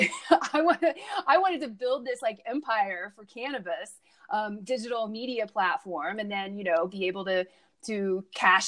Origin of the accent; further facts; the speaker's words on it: Midwest, United States; I grew up in the Midwest